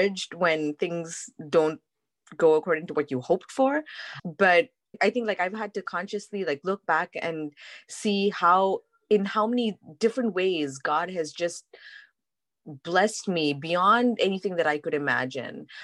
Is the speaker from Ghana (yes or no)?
no; India; now in United States; growing up in India